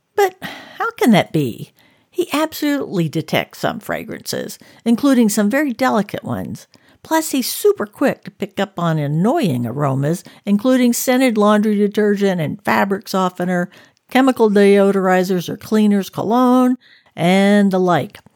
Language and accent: English; the South, United States; now in Northern California, United States; I grew up in the South, with the scent of magnolia and gardenia blossoms